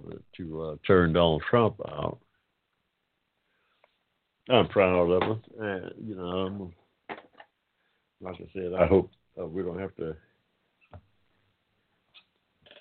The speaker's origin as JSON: {"language": "English", "region": "Georgia", "country": "United States", "said": "I'm proud of the state of Georgia, though. It's my home state"}